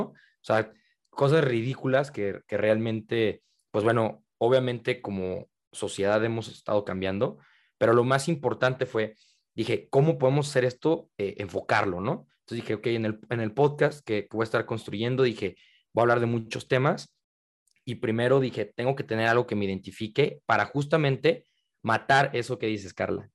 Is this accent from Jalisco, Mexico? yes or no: yes; Guadalajara, Jalisco, Mexico; yo soy de Guadalajara, en la tierra del el tequila